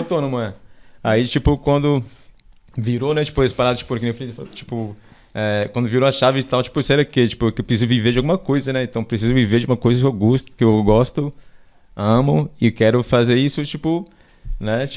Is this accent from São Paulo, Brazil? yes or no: yes; São Paulo, Brazil; also born or lived in Pernambuco / Embu das Artes; minha infância foi na favela do Paraisópolis